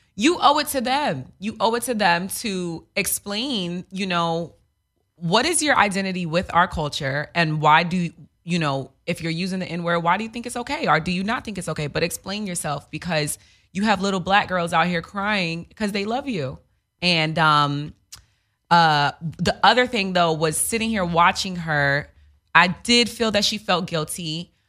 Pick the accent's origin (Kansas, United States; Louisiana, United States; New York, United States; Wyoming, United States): New York, United States; also born or lived in Queens; I grew up in New York. I went to high school and we, no white kids